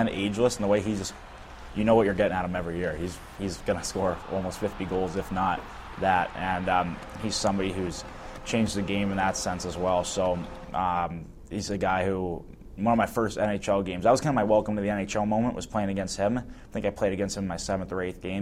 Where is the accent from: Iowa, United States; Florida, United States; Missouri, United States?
Missouri, United States; St. Louis; growing up in St. Louis